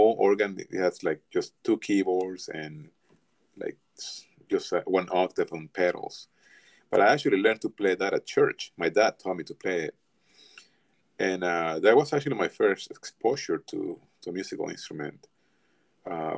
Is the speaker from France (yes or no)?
no; Venezuela; now in Atlanta, United States; I grew up in Venezuela.